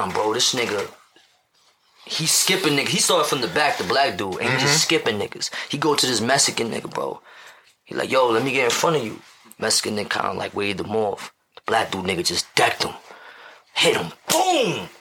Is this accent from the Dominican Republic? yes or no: yes; Dominican Republic; so I'm Dominican. I'm at Dominican.